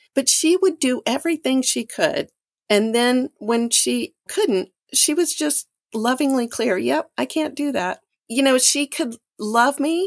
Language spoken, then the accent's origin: English; Mississippi, United States; moved away; I'm from Mississippi